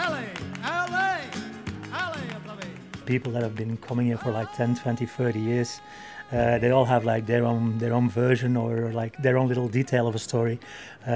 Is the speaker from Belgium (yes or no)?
yes; Belgium; moved away as an adult; now in London, United Kingdom; I am not from Spain, I'm not from England, I'm actually from Belgium.